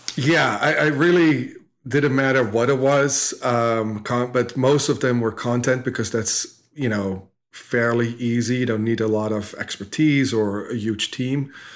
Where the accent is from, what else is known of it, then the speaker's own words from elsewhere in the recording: Netherlands; moved away as an adult; now in United States; I grew up in Holland, um, dropped out of school when I was fifteen-ish.